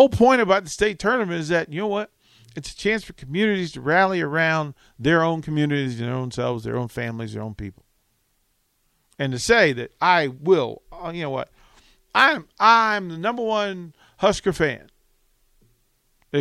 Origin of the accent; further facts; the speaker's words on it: Virginia, United States; moved away; also born or lived in Charlotte, North Carolina; I'm from Virginia.